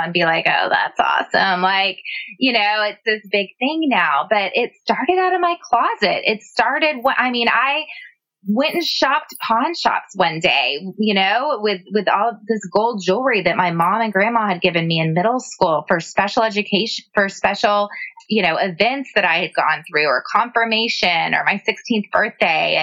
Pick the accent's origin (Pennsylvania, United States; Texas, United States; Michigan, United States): Texas, United States; San Antonio; now in Austin, United States; I grew up in San Antonio